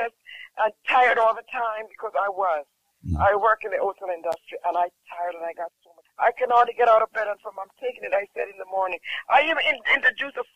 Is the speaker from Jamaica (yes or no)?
yes; Jamaica; I'm from Jamaica